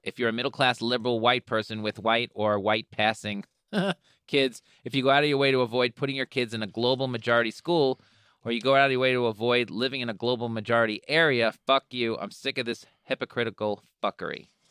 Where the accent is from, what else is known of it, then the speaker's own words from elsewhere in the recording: New York, United States; I'm from New York.